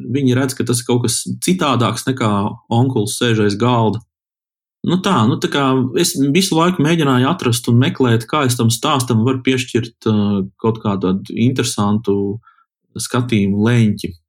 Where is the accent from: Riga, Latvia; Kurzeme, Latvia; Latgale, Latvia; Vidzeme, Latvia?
Kurzeme, Latvia; Kuldīga; esmu kuldīdznieks